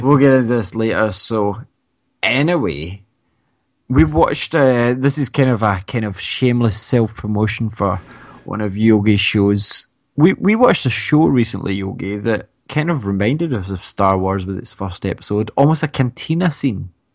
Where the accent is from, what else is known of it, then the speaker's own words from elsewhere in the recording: Scotland, United Kingdom; we're from Scotland